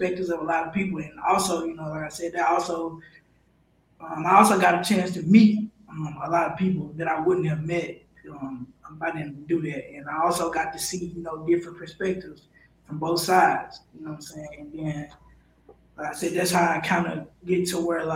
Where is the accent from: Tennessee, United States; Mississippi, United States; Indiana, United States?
Mississippi, United States; I'm from Mississippi